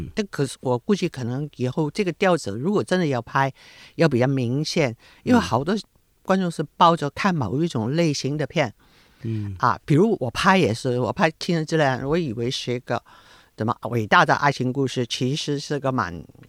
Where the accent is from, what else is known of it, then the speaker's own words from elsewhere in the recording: Hong Kong; 我是香港人了，而且嗯。对香港很有归属感